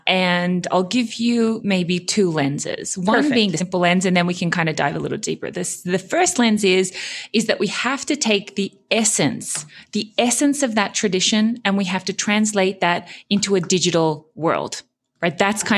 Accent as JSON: {"language": "English", "country": "Australia", "also_born_or_lived": "Japan / Germany", "accent": "German twang", "said": "So I'm originally Australian. But I did spend a lot of kind of my university years kind of growing up in Japan. And then I spent 8 years in Germany."}